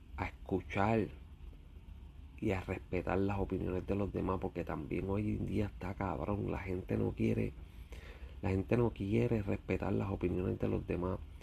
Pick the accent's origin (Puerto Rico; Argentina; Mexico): Puerto Rico; mi isla, Puerto Rico